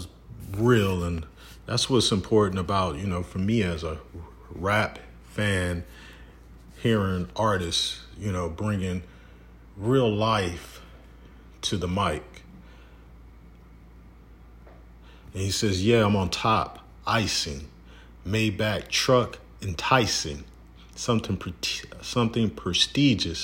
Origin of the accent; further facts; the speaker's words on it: Detroit, Michigan, United States; my hometown at a barbershop. I won't say where, but at a barbershop in Detroit